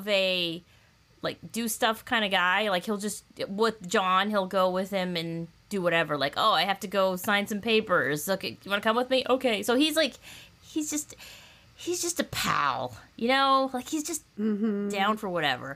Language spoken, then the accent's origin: English; Southern California, United States; my childhood at Disneyland growing up in Southern California